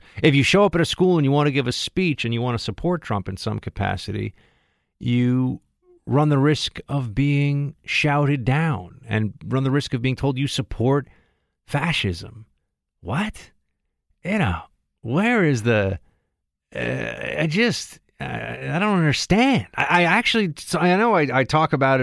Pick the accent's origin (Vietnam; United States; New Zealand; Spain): United States; New York City, New York; I grew up here in New York City, in Manhattan, in the center of the city